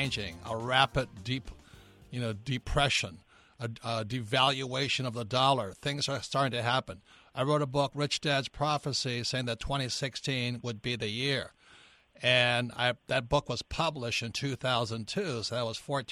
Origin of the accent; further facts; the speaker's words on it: Hawaii, United States; growing up in Hawaii